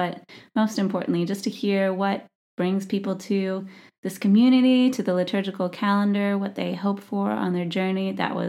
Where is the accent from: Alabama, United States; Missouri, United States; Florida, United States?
Missouri, United States; now in Seattle, United States; my home state where I grew up, Missouri.